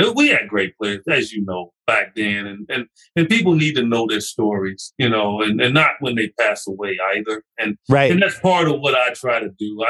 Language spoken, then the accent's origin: English; Chicago, Illinois, United States; moved away; my hometown paper, Chicago Tribune